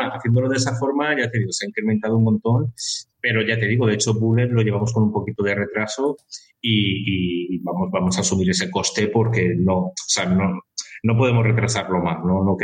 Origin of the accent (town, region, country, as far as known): Valencia, Valencian Community, Spain